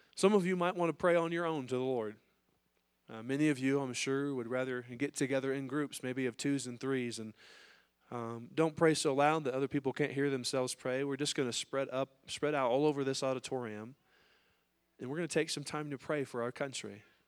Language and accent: English; United States